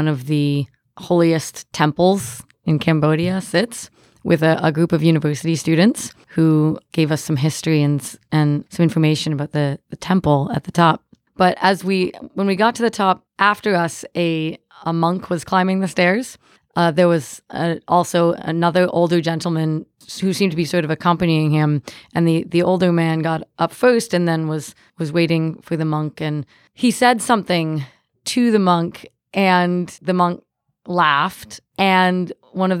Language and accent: English; Ontario, Canada; now in Cincinnati, United States; I'm originally from Ontario